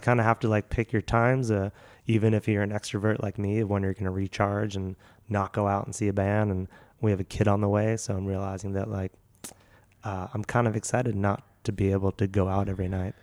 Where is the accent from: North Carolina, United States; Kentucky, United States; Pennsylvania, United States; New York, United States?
Pennsylvania, United States; Philadelphia; moved away; also born or lived in Seattle; I'm from Philly